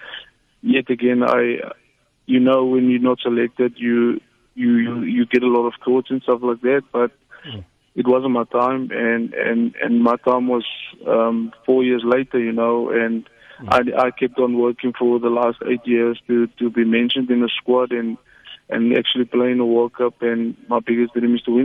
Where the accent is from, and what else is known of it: South Africa